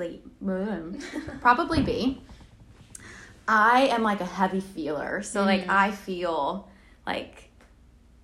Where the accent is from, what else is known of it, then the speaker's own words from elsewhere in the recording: New York, United States; moved away as an adult; now in South Carolina, United States; I am from New York. I'm like an hour north of New York City.